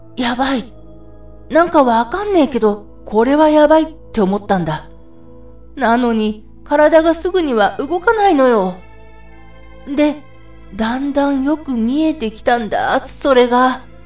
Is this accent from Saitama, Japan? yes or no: no; Ibaraki, Japan; 僕と同じ茨城出身の人でした。